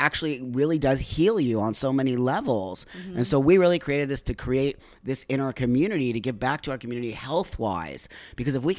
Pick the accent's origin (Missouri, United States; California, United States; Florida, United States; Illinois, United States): California, United States; Los Angeles; I was raised in the San Fernando Valley here.